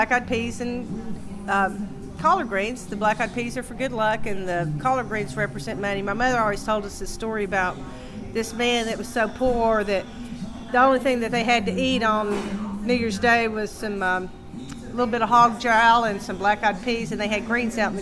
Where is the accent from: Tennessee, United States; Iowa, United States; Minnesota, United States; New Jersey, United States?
Tennessee, United States; Ducktown; now in Knoxville, United States; I grew up in Ducktown, and you know, you had to cook in the country because there were no restaurants.